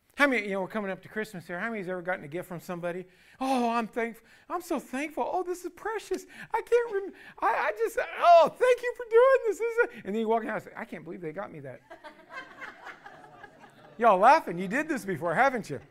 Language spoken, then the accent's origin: English; United States; You and me as American citizens